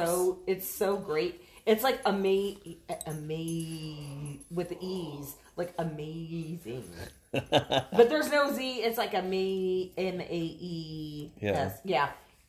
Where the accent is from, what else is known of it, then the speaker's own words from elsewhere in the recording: Miami, Florida, United States; because we're all from Miami, right?